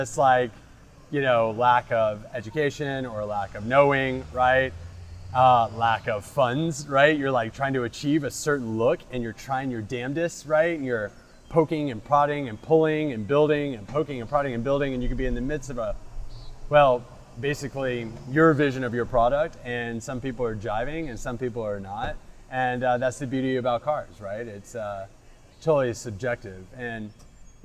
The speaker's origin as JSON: {"language": "English", "town": "Houston", "region": "Texas", "country": "United States", "tie": "born or raised there", "said": "Born and raised in Houston"}